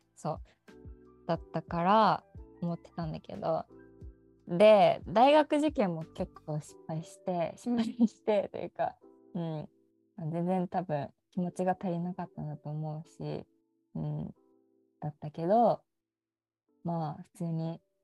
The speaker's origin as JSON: {"language": "Japanese", "town": "Seto", "region": "Aichi", "country": "Japan", "tie": "born or raised there", "said": "出身です生まれも育ちも瀬戸でございます。"}